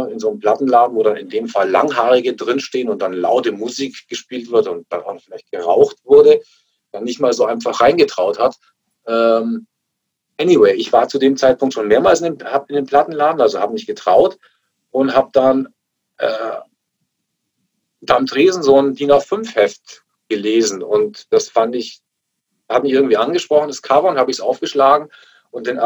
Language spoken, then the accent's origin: German; Augsburg, Bavaria, Germany; als ich irgendwelche bunten äh, Punker bei uns in Augsburg am Königsplatz gesehen habe.